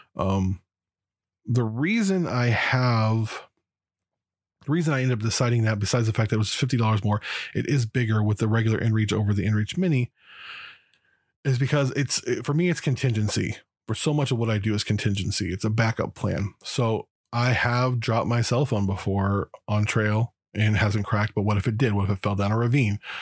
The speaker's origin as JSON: {"language": "English", "country": "United States", "tie": "born or raised there", "also_born_or_lived": "Los Angeles, California / Las Vegas, Nevada", "moved": "yes", "lives_now": "Oregon, United States", "said": "I grew up in Southern California and Southern Nevada, in Los Angeles and Las Vegas"}